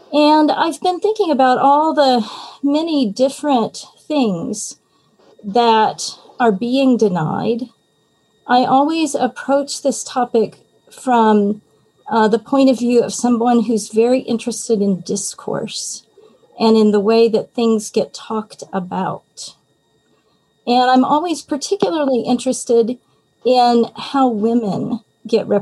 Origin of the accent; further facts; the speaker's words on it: Texas, United States; I'm also from Texas, so, you know, Southern Baptist heritage, Texas